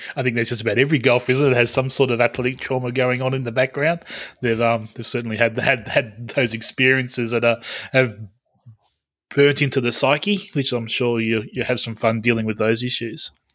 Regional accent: Australia; as an Australian

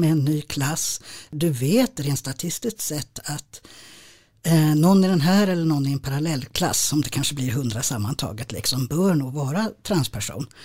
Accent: Stockholm, Stockholm County, Sweden; jag är stockholmare

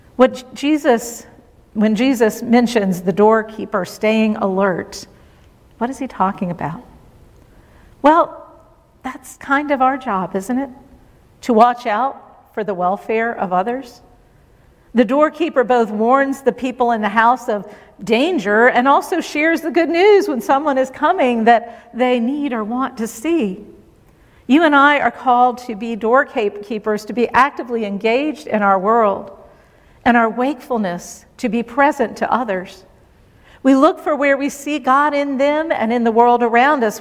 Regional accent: Virginia, United States; moved away; my home state

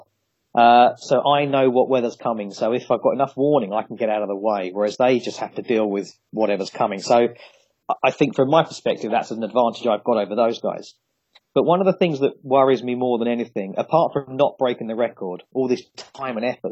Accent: Ramsgate, South East England, United Kingdom; I grew up in Ramsgate in Kent

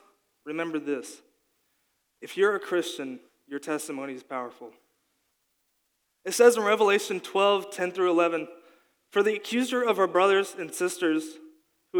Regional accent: Kentucky, United States; also born or lived in Colorado; I was born in Colorado to two parents who loved Jesus. After a year, they felt called to move back to Kentucky with me and my older brother, John Mark

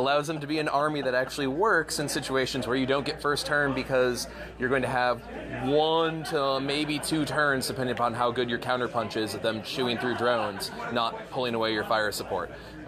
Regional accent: Tennessee, United States; I'm from Tennessee.

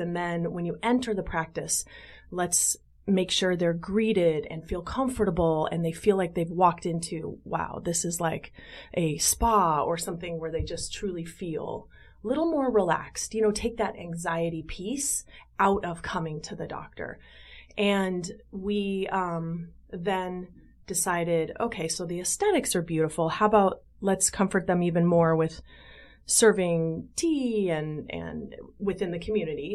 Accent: Las Vegas, Nevada, United States; moved away as an adult; also born or lived in San Diego, California; now in Chicago, United States; born and raised in Las Vegas

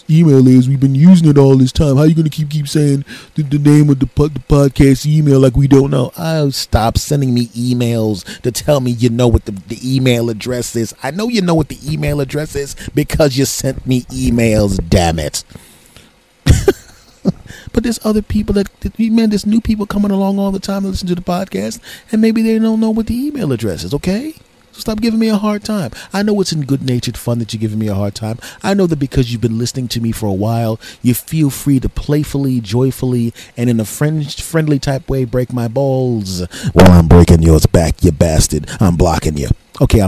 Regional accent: Philadelphia, Pennsylvania, United States; moved away; I'm originally from Philadelphia.

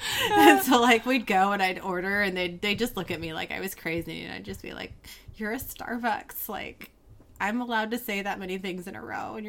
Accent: Seattle, Washington, United States; we're from Seattle

